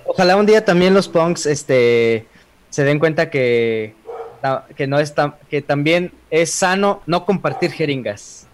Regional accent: San Luis Potosí, Mexico; nosotros que somos este potosinos

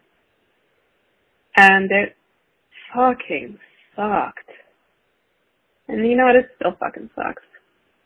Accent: United States; I'm American

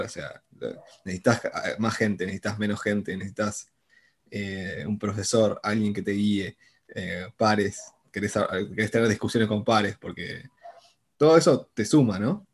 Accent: Buenos Aires, Argentina; soy porteño acá, nacido, criado y todo mi vida acá

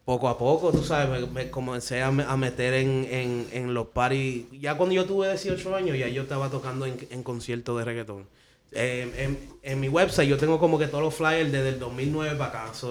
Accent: Dominican Republic; yo soy dominicano, de Madrid de padre.

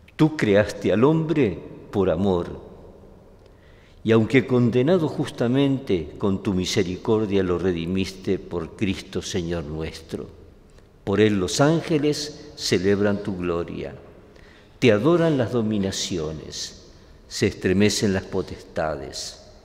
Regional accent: Spain; los que somos españoles

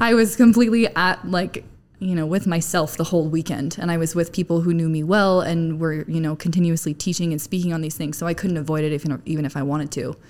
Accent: Arizona, United States; moved away as an adult; now in Utah, United States; I'm from Arizona. I moved to Utah about 10 years ago

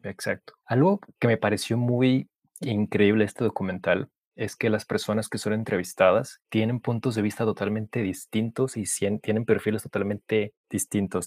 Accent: Mexico; como mexicanos siempre le vamos a correr a la autoridad

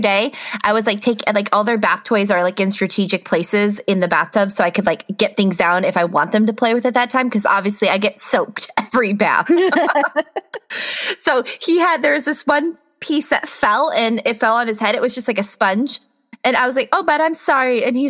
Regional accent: Midwest, United States; now in Washington, United States; I am a Midwestern transplant in the Pacific Northwest. I think I can officially say I'm from Washington now because I have lived here like 8, 9 years?

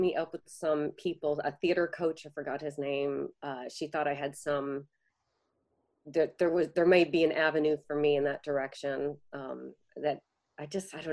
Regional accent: Chicago, Illinois, United States; moved away; Hubbard Street Dance Chicago, a company that I had grown up with watching and back in my hometown

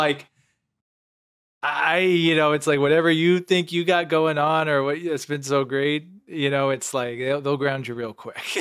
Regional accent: Canton, Illinois, United States; moved away; when I was back home, you know, Lewiston, Illinois, twenty minutes from my hometown, Canton.

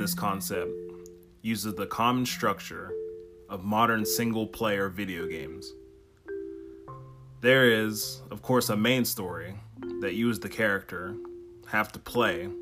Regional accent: Steubenville, Ohio, United States; from Steubenville, Ohio, which is my hometown

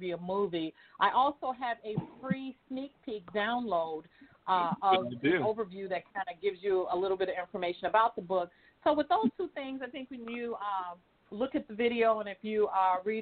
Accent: Chicago, Illinois, United States; I am from Chicago, a Chicago native

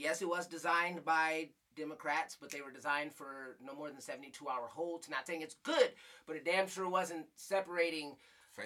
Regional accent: Flint, Michigan, United States; moved away; I was born in Flint

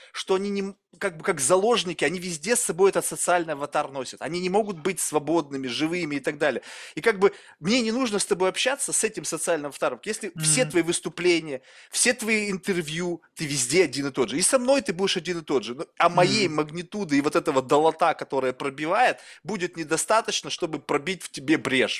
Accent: Russia; я вырос в России

